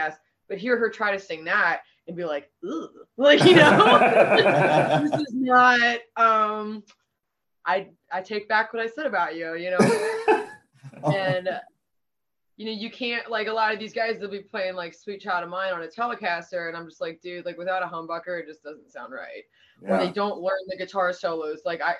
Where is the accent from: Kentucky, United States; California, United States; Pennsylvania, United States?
Pennsylvania, United States; Pittsburgh